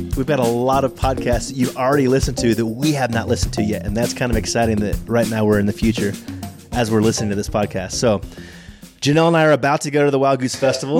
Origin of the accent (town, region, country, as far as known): Texas, United States; born or raised there